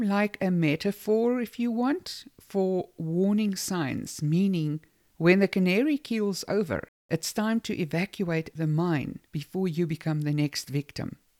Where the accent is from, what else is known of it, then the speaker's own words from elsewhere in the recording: South Africa; moved away; I, for one, was born in South Africa. I am South African, just like anyone else who was born there